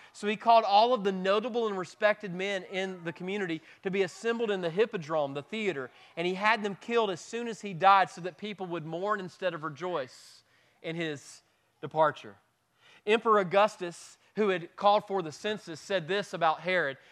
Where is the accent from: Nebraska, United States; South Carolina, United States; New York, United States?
South Carolina, United States; Moonville; also born or lived in Simpsonville; we're not from West Pelzer, we're from Moonville